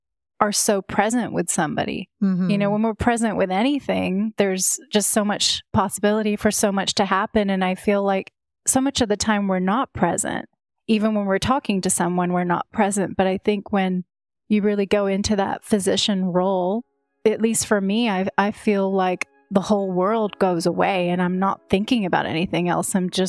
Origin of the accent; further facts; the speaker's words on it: London, United Kingdom; moved away; No, I grew up in England, in London.